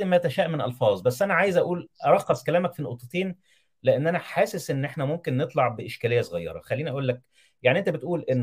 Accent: Egypt; لان احنا مسلمين وايضا كمصري اتعاطف مع المصريين

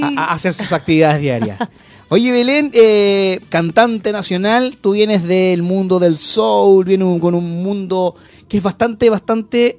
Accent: Antofagasta, Chile; also born or lived in Rancagua; now in Santiago, Chile; yo soy de Antofagasta

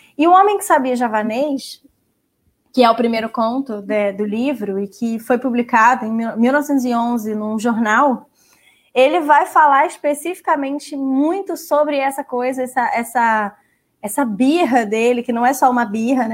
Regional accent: Brazil; como brasileiros

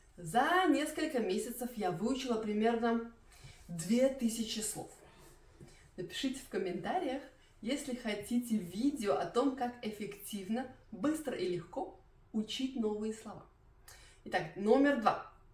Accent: Belarus; first language Russian; moved away as an adult; now in Germany; Я из Белоруссии, поэтому я не была русской переселенкой

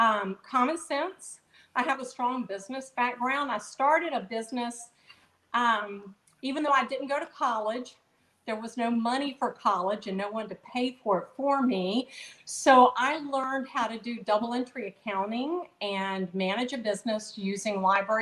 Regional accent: Virginia, United States; I was born in Virginia, always lived in Virginia, and always been proud to be a Virginian

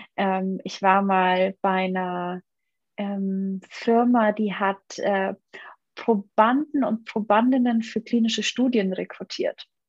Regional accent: Munich, Bavaria, Germany; also born or lived in Bamberg; Ich, ich komme eigentlich aus München

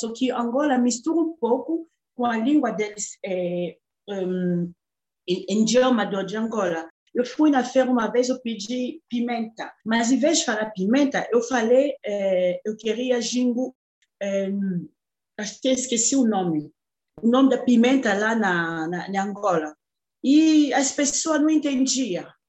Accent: DR Congo; Portuguese is a second language; moved away as an adult; now in Brazil; Já estou no Brasil há 14 anos, eu sou da República Democrática do Congo

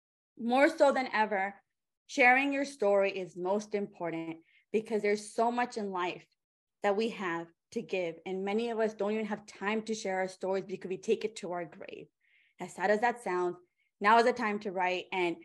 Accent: India; I am 33 years old. I'm an Indian woman. All those Indian uncles, aunties, our radars are going up.

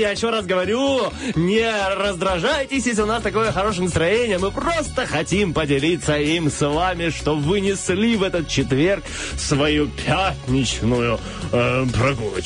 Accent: Slobozia, Transnistria, Moldova; я из Слободе и был в Бендерах

